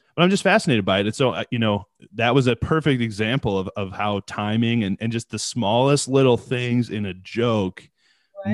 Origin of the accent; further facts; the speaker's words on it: United States; coming from the states and being in the states your whole life